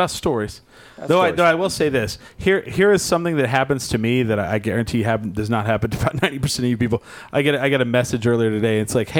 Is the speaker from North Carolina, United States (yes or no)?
no; New Mexico, United States; I'm from New Mexico, they go, oh, do you know Roswell? And I'm like, yeah, I grew up an hour from there.